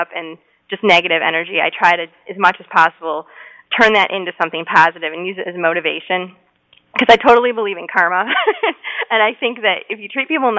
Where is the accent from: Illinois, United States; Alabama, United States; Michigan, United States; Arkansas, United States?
Michigan, United States; Detroit; moved away as an adult; now in Michigan, United States; I'm from Metro Detroit